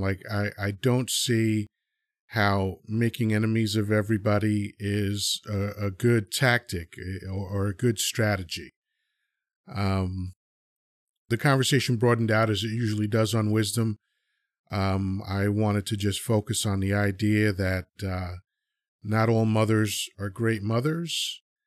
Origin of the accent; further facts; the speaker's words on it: United States; also born or lived in Dominican Republic; I was, uh, born there, and I was moved to America, uh, when I was two. So I've been in America fifty-seven years now